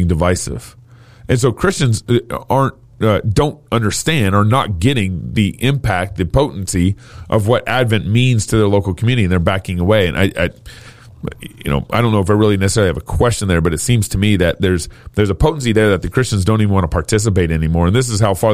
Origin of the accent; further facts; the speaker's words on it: Texas, United States; I grew up in Texas